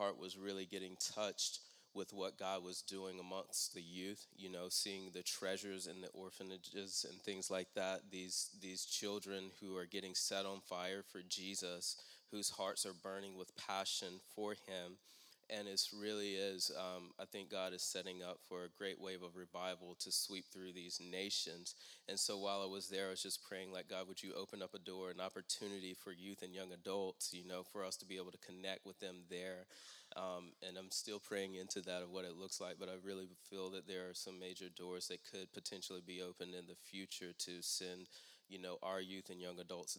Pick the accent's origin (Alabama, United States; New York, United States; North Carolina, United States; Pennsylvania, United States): North Carolina, United States; Raleigh; I'm from Raleigh